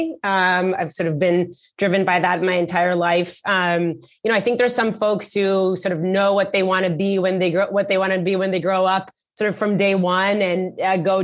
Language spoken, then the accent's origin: English; Israel; born or raised there; moved away as an adult; now in Bay Area, United States